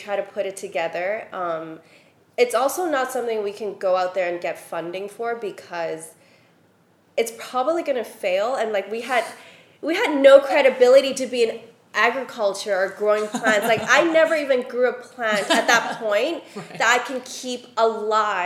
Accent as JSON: {"language": "English", "country": "Hong Kong", "tie": "born or raised there", "also_born_or_lived": "Shanghai / Paris", "moved": "as an adult", "said": "we grew up in Hong Kong together, but I moved to Shanghai and Paris"}